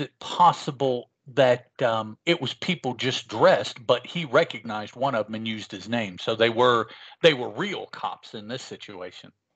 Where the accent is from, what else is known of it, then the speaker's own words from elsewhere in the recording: West Virginia, United States; also born or lived in Chicago, Illinois; I was not born uh, in West Virginia, which is where I am now. Um, I was born in Chicago, Illinois. Hmm. When I was little, and we all my, my mom and dad moved us down here to west virginia